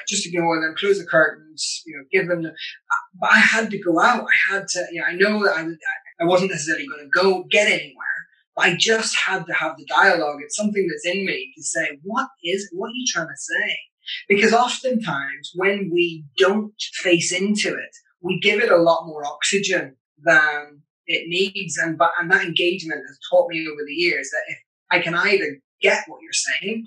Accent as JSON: {"language": "English", "region": "Northern Ireland", "country": "United Kingdom", "tie": "born or raised there", "said": "growing up in Northern Ireland through the Troubles, I grew up at the back end of the Troubles"}